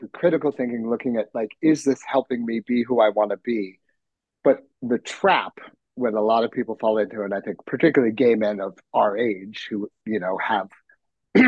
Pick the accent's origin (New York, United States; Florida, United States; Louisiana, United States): New York, United States; New York City; as a New Yorker and I was working in theater